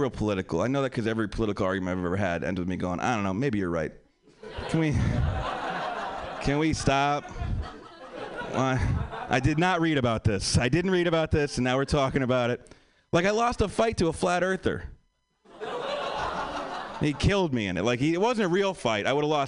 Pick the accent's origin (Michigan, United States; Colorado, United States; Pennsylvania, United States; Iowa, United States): Pennsylvania, United States; now in Los Angeles, United States; I'm from Pennsylvania. I live in LA now. I'm still getting used to the West Coast thing. I've been here for like 2 years.